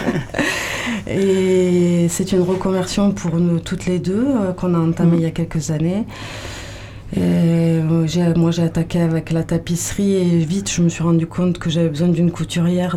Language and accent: French; Toulouse, Occitania, France; moved away as an adult; now in Landes, France; moi de Toulouse, mais bon, ça fait 25 ans que je suis là quand même